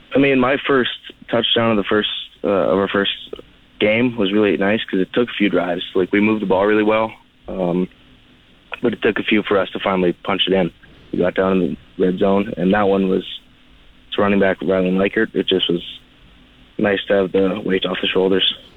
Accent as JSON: {"language": "English", "town": "Swift Current", "region": "Saskatchewan", "country": "Canada", "said": "I'm from Swift Current, Saskatchewan."}